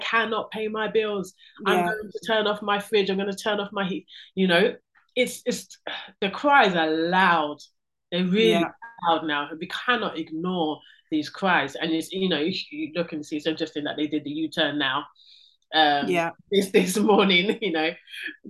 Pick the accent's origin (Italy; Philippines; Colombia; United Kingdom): United Kingdom; London; I'm first generation born here in this country